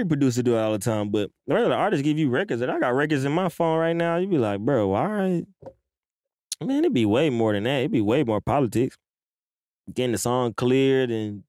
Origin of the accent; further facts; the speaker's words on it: Alaska, United States; I'm from Alaska trying to get to Atlanta to make beats.